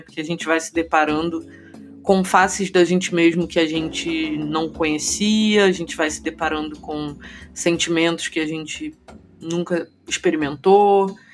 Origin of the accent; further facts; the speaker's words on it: Rio de Janeiro, Brazil; moved away as an adult; also born or lived in São Paulo; Agora voltei a morar no Rio de Janeiro, que é a minha cidade natal.